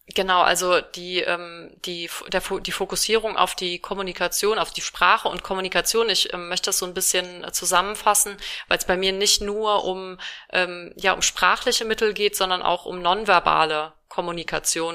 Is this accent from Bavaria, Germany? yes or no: no; Rhineland-Palatinate, Germany; now in Düsseldorf, Germany; ich komme aus Rheinland-Pfalz und bei uns sagt man Fassennacht